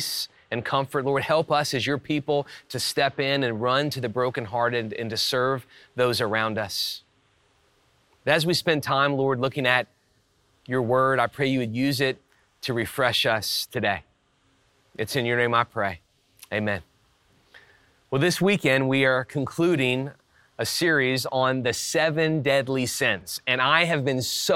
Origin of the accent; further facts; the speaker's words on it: South Louisiana and Texas, United States; moved away; I grew up in South Louisiana and Texas